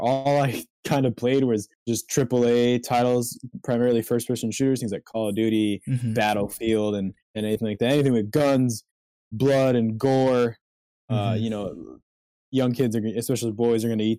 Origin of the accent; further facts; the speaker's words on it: Chicago, Illinois, United States; I'm from Chicago. So right now I'm just home due to the pandemic